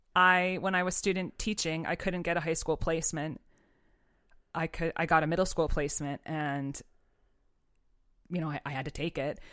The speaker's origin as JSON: {"language": "English", "town": "Pittsfield", "region": "Massachusetts", "country": "United States", "tie": "born or raised there", "said": "I grew up in Pittsfield, Massachusetts, so other side of the state"}